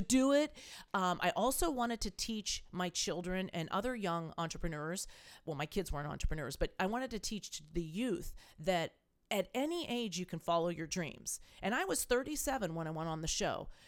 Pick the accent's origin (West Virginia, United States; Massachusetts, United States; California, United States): California, United States; moved away as an adult; also born or lived in East Coast, United States / Salt Lake City, Utah / Park City, Utah; now in Iowa, United States; I was a California girl. I, I was born in the East Coast.